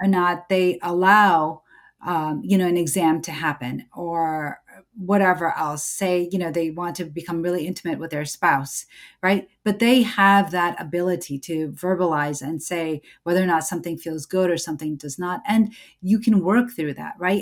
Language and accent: English; United States; I'm an American born certified O B G Y N, a mom, a Muslim